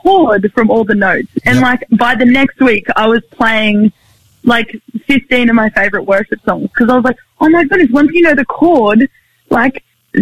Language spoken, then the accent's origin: English; Sunshine Coast, Queensland, Australia; I grew up on the Sunshine Coast in, like on this 27-acre kind of mini farm thing